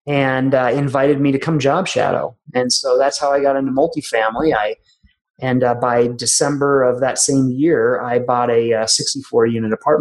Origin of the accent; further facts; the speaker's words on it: Minnesota, United States; moved away as an adult; also born or lived in Tulsa, Oklahoma; now in Colorado, United States; I went back to my home state of Minnesota